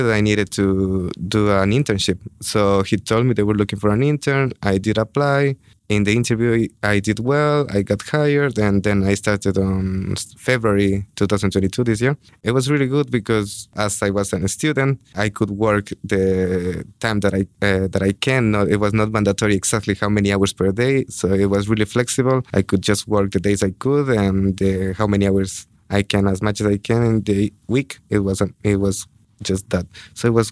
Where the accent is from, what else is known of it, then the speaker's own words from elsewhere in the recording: Ecuador; moved away as an adult; now in Budapest, Hungary; I'm from Ecuador